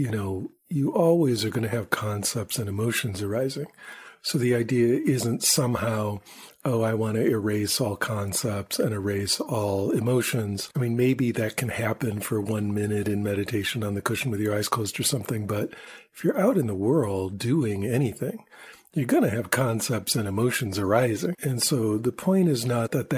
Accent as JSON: {"language": "English", "region": "Michigan", "country": "United States", "tie": "born or raised there", "moved": "yes", "said": "I am from Michigan, and back when I lived there, especially, you know, this is like when I was a little kid"}